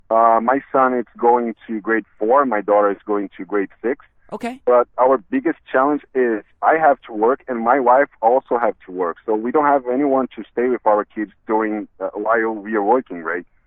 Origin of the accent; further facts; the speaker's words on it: Brazil; English is a second language; moved away as an adult; now in Canada; we are immigrants. Like we are from Brazil.